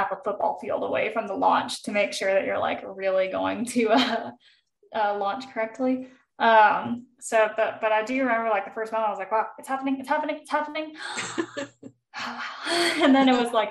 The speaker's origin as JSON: {"language": "English", "region": "Texas", "country": "United States", "tie": "born or raised there", "also_born_or_lived": "California / Alabama / Colorado", "moved": "as an adult", "lives_now": "Utah, United States", "said": "I grew up most of my life in Texas. Even I was born in California. Formative years in Texas"}